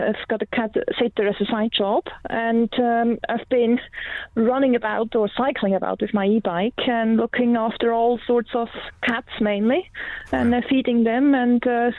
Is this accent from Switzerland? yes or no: yes; Switzerland; moved away; I'm from Switzerland.